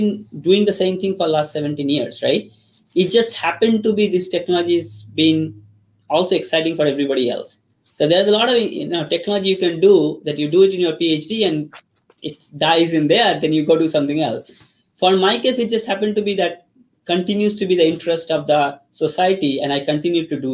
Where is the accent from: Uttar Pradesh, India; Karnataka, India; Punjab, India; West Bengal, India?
West Bengal, India; Kolkata; first language Bengali; English is a second language; moved away as an adult; also born or lived in Ranchi, India; now in United States; I grew up in India, Calcutta